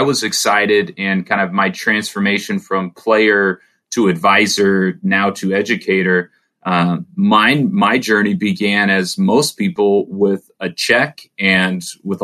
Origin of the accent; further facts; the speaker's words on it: Orange County, California, United States; I grew up in Orange County around people with a lot of money